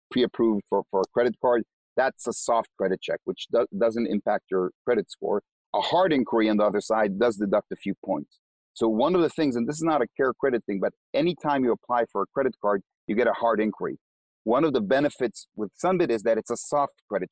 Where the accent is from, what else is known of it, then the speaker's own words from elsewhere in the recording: Israel; English is a second language; moved away as an adult; now in United States; I'm from Israel, so are the other co-founders and the CEO.